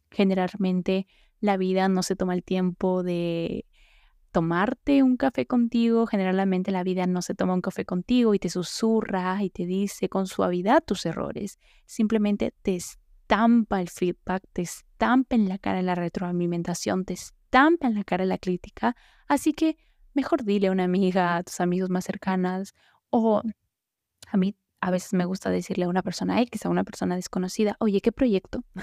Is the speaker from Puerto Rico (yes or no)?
no; Mexico; escuchan es México. Entonces, no sé si me logren entender a veces algunos tecnicismos que hablamos acá en mi país.